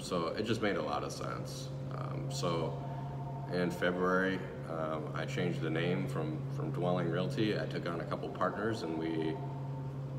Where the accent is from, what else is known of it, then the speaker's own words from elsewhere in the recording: Lake Orion, Michigan, United States; moved away as an adult; also born or lived in Royal Oak, Michigan; now in Manistee, United States; I moved here from Royal Oak, originally from Lake Orion, Michigan, still, so Detroit area